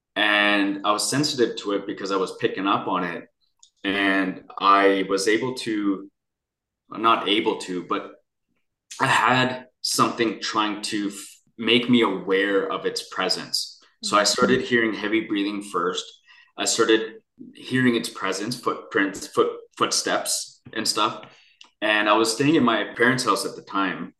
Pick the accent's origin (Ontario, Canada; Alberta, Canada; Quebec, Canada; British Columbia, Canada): British Columbia, Canada; Vancouver; I grew up near Chinatown in downtown in Vancouver, British Columbia